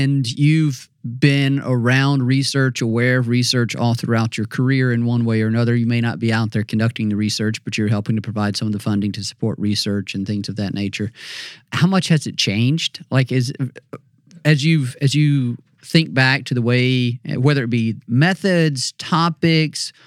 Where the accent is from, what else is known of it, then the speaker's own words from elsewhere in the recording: Mississippi, United States; moved away as an adult; I grew up in Mississippi and I never really traveled a lot